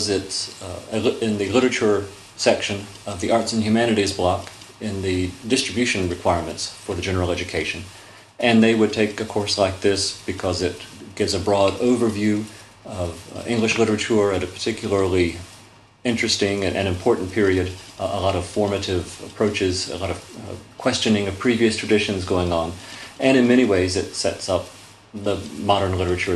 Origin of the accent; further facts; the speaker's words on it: Winston-Salem, North Carolina, United States; moved away as an adult; also born or lived in Charleston, South Carolina; now in Macon, United States; I was born in Charleston, South Carolina. I grew up in Winston-Salem, North Carolina